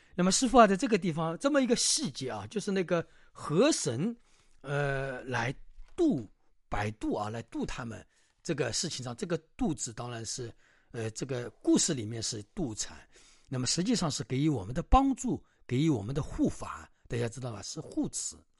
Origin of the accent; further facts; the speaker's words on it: China; 我们中国人的一种文化